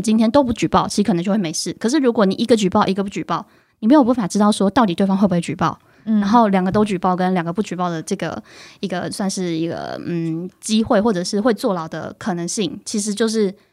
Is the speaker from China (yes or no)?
no; Taiwan; 就我们自己台湾人的角度 我们台湾人自己其实也会做这件事的